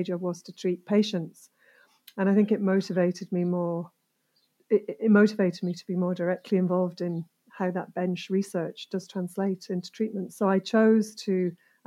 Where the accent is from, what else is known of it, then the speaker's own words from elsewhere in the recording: Yorkshire and the Humber, United Kingdom; also born or lived in Cumbria / Buckinghamshire; from the age of 5 to the age of 18, I lived in Yorkshire